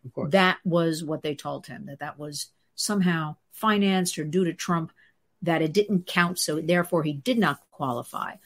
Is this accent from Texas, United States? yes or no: no; New Jersey, United States; I'm from New Jersey